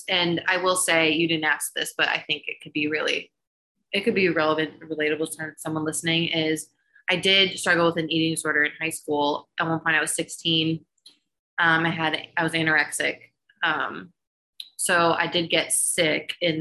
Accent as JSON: {"language": "English", "town": "Middleburg Heights", "region": "Ohio", "country": "United States", "tie": "born or raised there", "moved": "as an adult", "lives_now": "Charlotte, United States"}